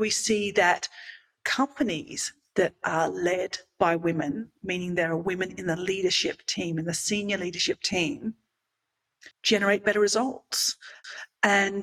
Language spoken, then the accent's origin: English; Australia; now in Mexico; I grew up in Australia